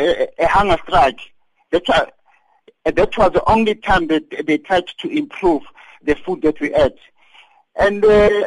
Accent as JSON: {"language": "English", "town": "Daveyton", "region": "Gauteng", "country": "South Africa", "said": "And I came from Daveyton, and we used to work at the Lanbow Span."}